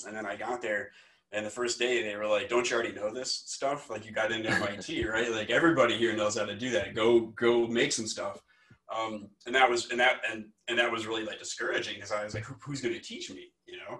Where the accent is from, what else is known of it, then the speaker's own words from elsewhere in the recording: Omaha, Nebraska, United States; moved away as an adult; also born or lived in Massachusetts / Michigan; now in Iowa, United States; I am originally from Omaha, Nebraska, and I went to Iowa State University for my undergrad